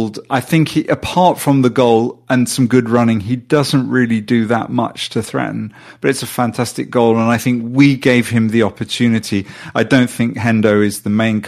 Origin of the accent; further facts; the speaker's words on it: Sweden; I'm from Sweden